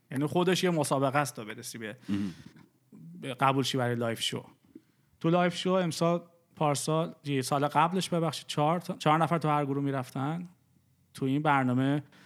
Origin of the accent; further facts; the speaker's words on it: Iran; moved away as an adult; also born or lived in Dubai; ما از دبی اومدیم از ایران اومدیم بیرون